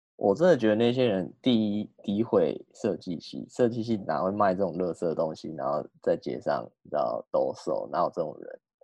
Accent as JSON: {"language": "Chinese", "country": "Taiwan", "said": "台湾比较劣势的地方就是可能哦，我们的 热带 呃气候真的是稍微闷热一点"}